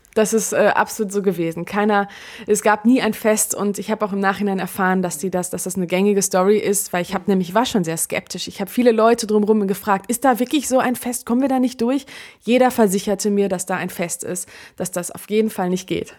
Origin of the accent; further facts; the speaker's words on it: Germany; ich bin hier geboren in Deutschland